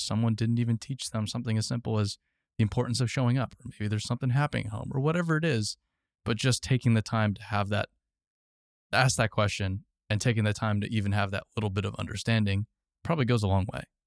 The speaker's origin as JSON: {"language": "English", "region": "Arizona", "country": "United States", "tie": "born or raised there", "said": "I grew up in Arizona."}